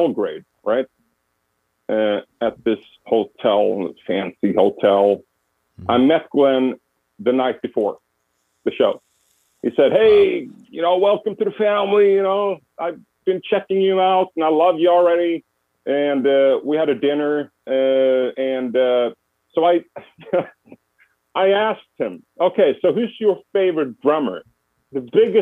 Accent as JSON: {"language": "English", "country": "Sweden", "also_born_or_lived": "United States", "moved": "as an adult", "said": "I moved back from the States. Yeah, I moved back to Sweden"}